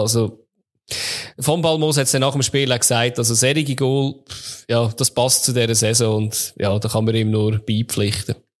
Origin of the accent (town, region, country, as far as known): Switzerland